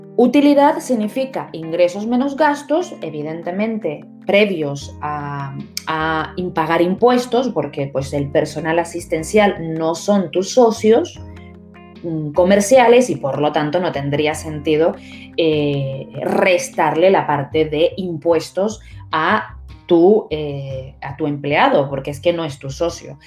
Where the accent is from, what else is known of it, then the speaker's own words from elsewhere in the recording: Spain; Nosotros como españoles